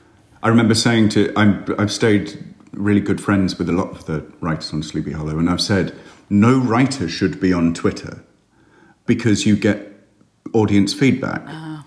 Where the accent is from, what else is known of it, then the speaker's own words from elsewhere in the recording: United Kingdom; I'm British. We're very cheap.